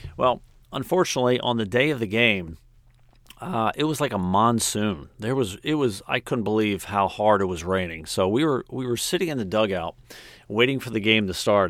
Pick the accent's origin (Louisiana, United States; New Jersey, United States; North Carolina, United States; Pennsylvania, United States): Pennsylvania, United States; Philadelphia; I grew up right outside of Philadelphia